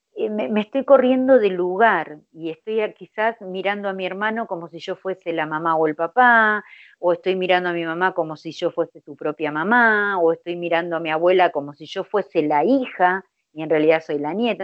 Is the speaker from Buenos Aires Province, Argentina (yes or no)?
yes; Buenos Aires Province, Argentina; yo soy de Argentina, de la provincia de Buenos Aires